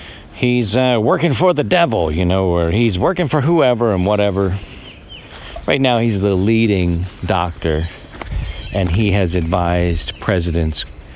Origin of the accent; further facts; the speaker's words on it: Baltimore, Maryland, United States; Grew up in a row home, generally in a row home. And if you were in a row home growing up in Baltimore, you were doing okay.